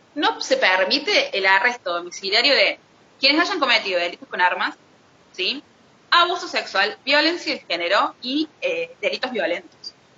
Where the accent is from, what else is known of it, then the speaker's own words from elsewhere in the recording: Argentina; como argentinos